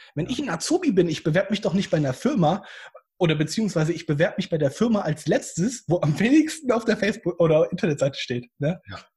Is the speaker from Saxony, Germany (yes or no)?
no; Hesse, Germany; now in Bad Oeynhausen, Germany; ich komme ja ursprünglich aus Hessen und gar nicht hier aus der Ostwestfalen-Region